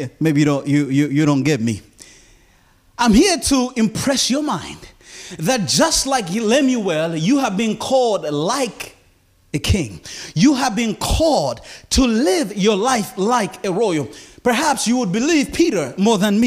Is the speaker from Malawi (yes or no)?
yes; Malawi; moved away as an adult; also born or lived in Philippines; I landed at Lilongwe International Airport in my homeland